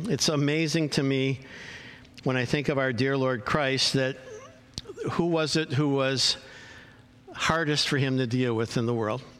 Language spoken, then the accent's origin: English; Chicago, Illinois, United States; now in California, United States; I came from Chicago to California, and in, uh, and in Chicago, family is huge.